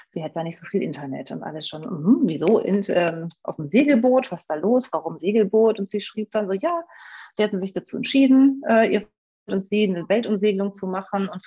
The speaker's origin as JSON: {"language": "German", "region": "Rhineland", "country": "Germany", "tie": "born there", "lives_now": "Essen, Germany", "said": "Ich lebe jetzt seit 20 Jahren in Essen, bin äh, gebürtiges Rheinlandpflänzchen."}